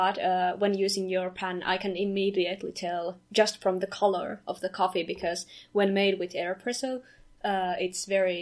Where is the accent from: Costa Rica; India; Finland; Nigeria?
Finland; now in Kajaani, Finland; we are both from Finland, from Kajaani currently, northern part of Finland